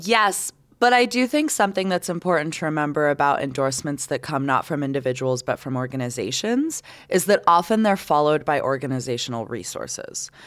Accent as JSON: {"language": "English", "country": "Canada", "moved": "yes", "lives_now": "United States", "said": "I'm Canadian"}